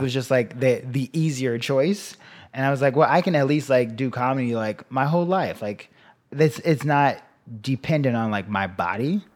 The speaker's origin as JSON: {"language": "English", "town": "Chicago", "region": "Illinois", "country": "United States", "tie": "born or raised there", "said": "I grew up there, then I went to college there"}